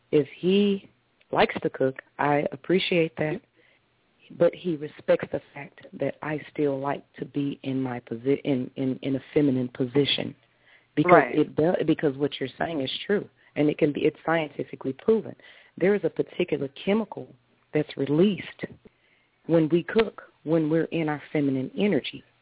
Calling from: Taylor, Michigan, United States; I'm calling from Taylor, Michigan.

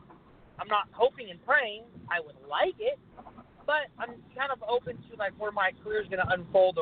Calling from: Sacramento, California, United States; I'm calling from Sacramento.

